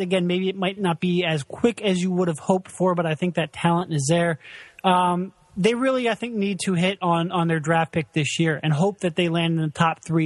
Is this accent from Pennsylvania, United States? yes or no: yes; Philadelphia, Pennsylvania, United States; I'm from Philadelphia